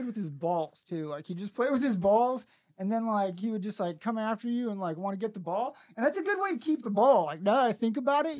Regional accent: Springfield, Missouri, United States; I'm from Springfield, Missouri. I'm from the Bible Belt.

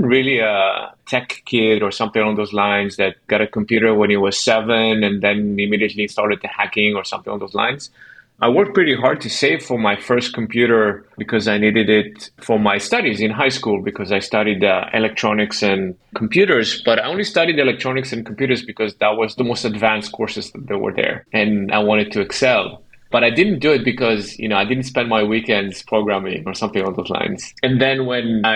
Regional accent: Ashdod, Southern District, Israel; moved away; I'm from Israel originally, and I grew up in a city called Ashdod

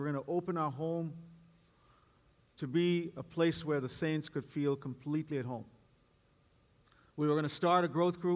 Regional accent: Bangalore, Karnataka, India; moved away as an adult; also born or lived in East Coast, United States; now in Bay Area, United States; for the 18 years that I grew up in Bangalore, India, and since then, as I came as an immigrant to this country

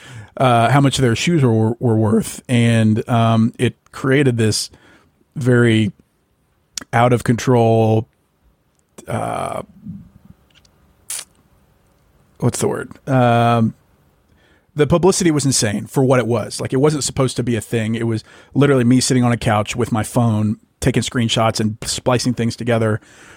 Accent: Ruston, Louisiana, United States; also born or lived in Arkansas / Austin, Texas; now in Dallas, United States; I'm from Ruston, Louisiana, originally

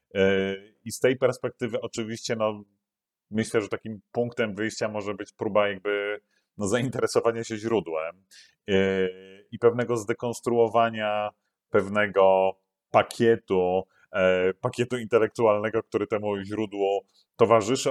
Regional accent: Poland; moje dzieciństwo PRL-owskie było pełne

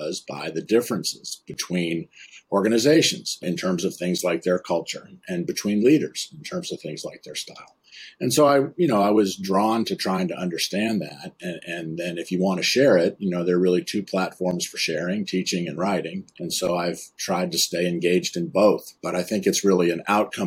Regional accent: Concord, Massachusetts, United States; I grew up in Concord, Massachusetts, just outside Boston

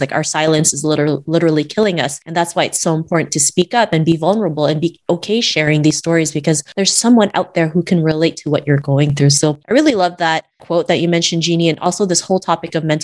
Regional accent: Canada; Growing up in Canada in the early 90s

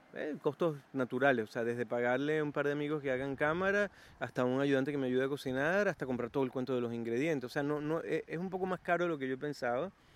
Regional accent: Venezuela; now in Chile; Mi país Venezuela

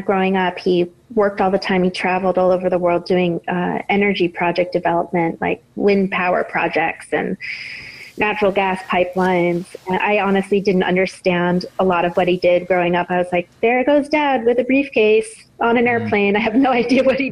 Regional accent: Boston, Massachusetts, United States; when I was growing up in Boston

